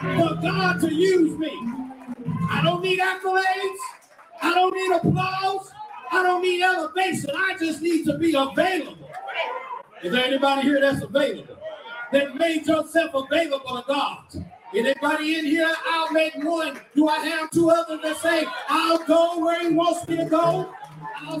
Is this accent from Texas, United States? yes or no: yes; Garland, Texas, United States; I come from East Garland